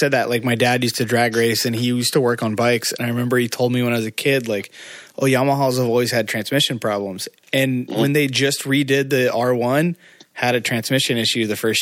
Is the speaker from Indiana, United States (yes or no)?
yes; Indiana, United States; in my hometown in Indiana, we had nothing besides a drag strip.